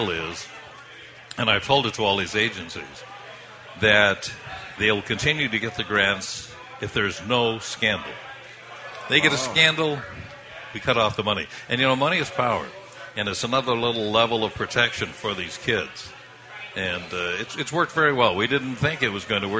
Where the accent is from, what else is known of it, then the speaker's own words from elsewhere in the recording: Idaho, United States; now in Boston, United States; I was raised in Idaho